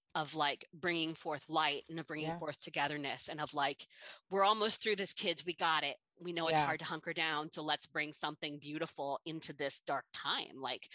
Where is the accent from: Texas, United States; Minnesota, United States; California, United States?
California, United States; now in Midwest, United States; as a Californian